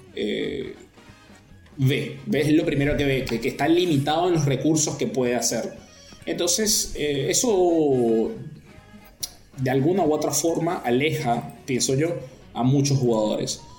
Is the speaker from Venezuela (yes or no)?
yes; Venezuela; moved away as an adult; now in La Plata, Argentina